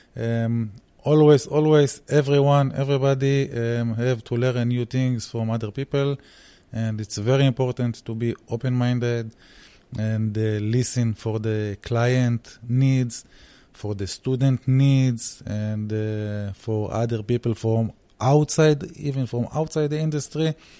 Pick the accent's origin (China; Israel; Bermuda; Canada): Israel; I am coming from Israel. My roots, my parents' roots, they are from Germany, but unfortunately, I speak only English